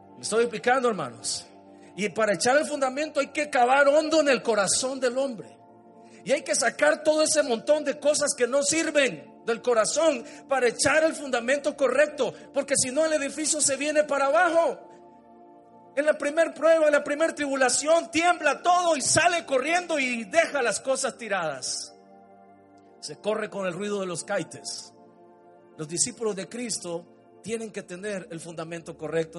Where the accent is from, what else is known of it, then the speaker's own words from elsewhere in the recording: Montelimar, Managua, Nicaragua; Yo tenía tal vez unos seis años, él tenía siete. Salimos en la casa nuestra de Montelimar